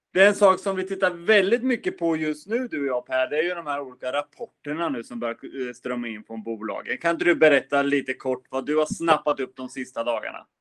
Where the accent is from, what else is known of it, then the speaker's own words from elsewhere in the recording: Östergötland, Sweden; du och jag som östgötar